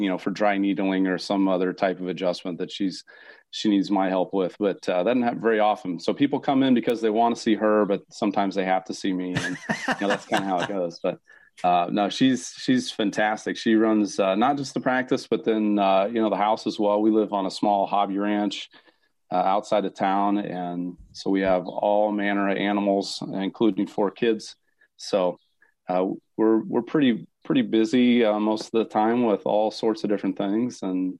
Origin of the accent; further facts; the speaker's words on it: Iowa, United States; now in North Dakota, United States; I'm from Iowa, so I can speak whatever you probably want, except the deep South